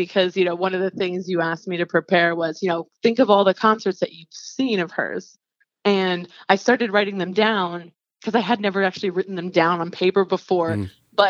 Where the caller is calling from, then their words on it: Atlanta, Georgia, United States; I'm calling from Atlanta, Georgia, actually.